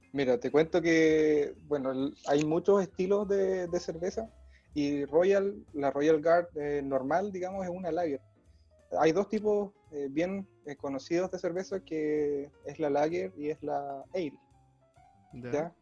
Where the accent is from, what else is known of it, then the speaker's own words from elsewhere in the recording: Valdivia, Los Ríos, Chile; nosotros somos de Valdivia, en Valdivia, ciudad cervecera